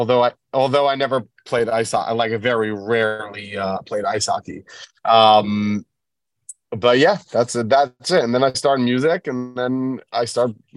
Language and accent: English; New York City, New York, United States; I grew up in Bell Harbor, New York, kind of like in between Brooklyn and the Five Towns.